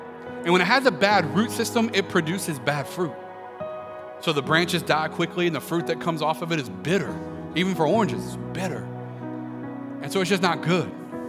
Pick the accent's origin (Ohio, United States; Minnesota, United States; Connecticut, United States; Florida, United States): Florida, United States; Pensacola; I grew up in Pensacola for the most part, bouncing around the nation, but my parents grew up in Lakeland and Winter Haven, Florida.